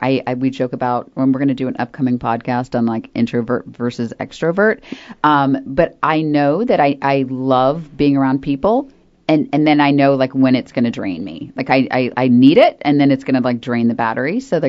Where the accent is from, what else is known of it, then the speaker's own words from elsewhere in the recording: Florida, United States; now in North Carolina, United States; I grew up in Florida, and this whole, like, winter thing is a huge bummer.